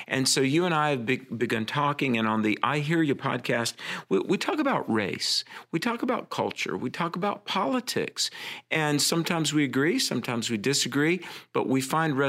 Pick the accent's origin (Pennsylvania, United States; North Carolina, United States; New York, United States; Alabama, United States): North Carolina, United States; You know, I grew up in Central North Carolina in the South.